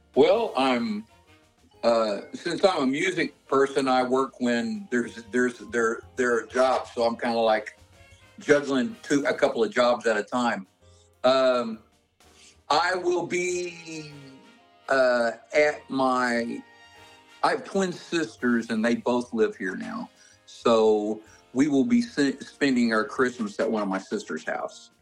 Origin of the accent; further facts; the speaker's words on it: Oklahoma, United States; I grew up in Oklahoma riding horses